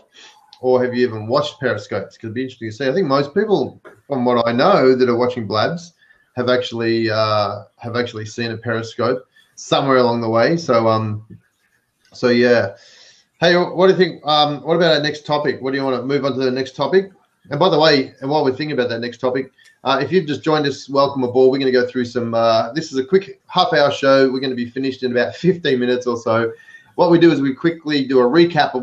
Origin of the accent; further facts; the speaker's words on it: Melbourne, Victoria, Australia; accent: Aussie; now in California, United States; I've got an accent, so I'm an Aussie, but I live over here in the US, but I have my trends set to Melbourne where I'm from